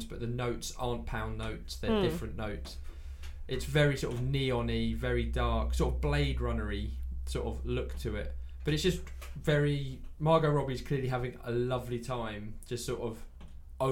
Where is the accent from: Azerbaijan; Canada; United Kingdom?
United Kingdom; England; I'm English.